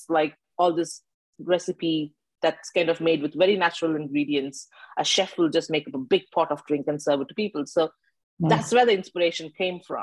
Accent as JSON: {"language": "English", "country": "India", "tie": "born or raised there", "moved": "as an adult", "lives_now": "United Kingdom", "said": "I come from India, and as you said, I grew up in the mm-hmm. hustle and bustle, going to school in tuk-tuk"}